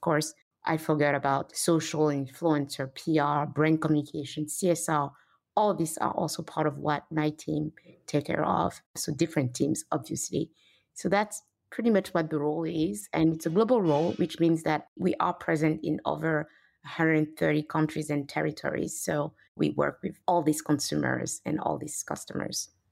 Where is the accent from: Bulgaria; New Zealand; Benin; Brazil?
Benin; moved away; also born or lived in Paris, France / London, United Kingdom / New York, United States / Canada; I grew up in Benin, Africa